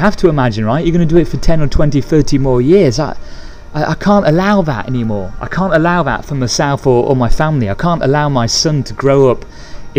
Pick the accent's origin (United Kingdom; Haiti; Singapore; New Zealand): United Kingdom; England; moved away; I'm from England